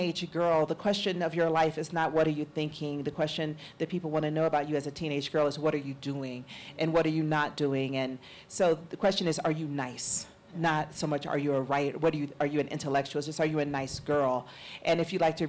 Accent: Atlanta, Georgia, United States; growing up in Atlanta during the Atlanta child murders

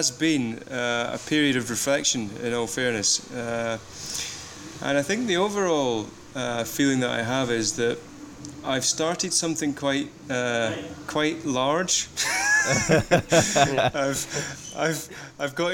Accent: Scotland, United Kingdom; also born or lived in Leicester, England; now in England; I actually live in England, but I'm originally from Scotland.

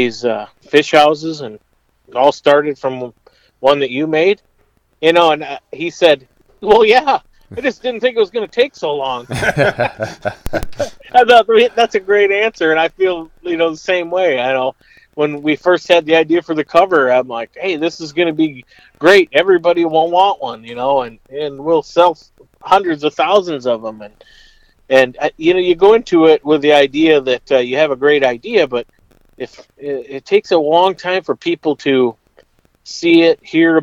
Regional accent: south of Albert Lea, Minnesota, United States; I grew up in Minnesota, south of Albert Lea, in between Albert Lea and the Iowa border.

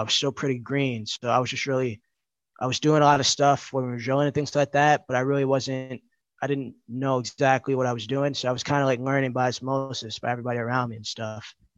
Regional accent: New York City, New York, United States; I grew up in the Bronx. I still live there

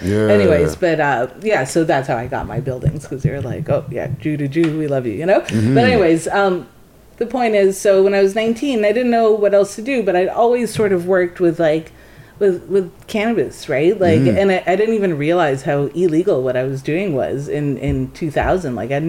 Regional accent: Jamaica; now in Toronto, Canada; Yeah, I'm not from Toronto originally. Everyone in Jamaica call it Jewtown.

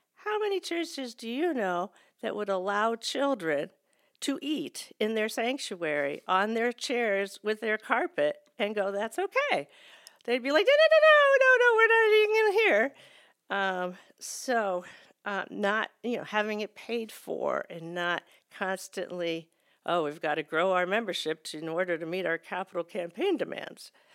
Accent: United States; as American Christians

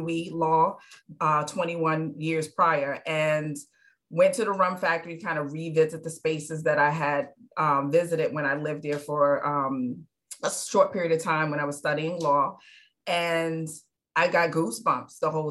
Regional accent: New York City, New York, United States; now in Charleston, United States; I was born and raised in New York. I was born in the Bronx, but raised in Midtown Manhattan.

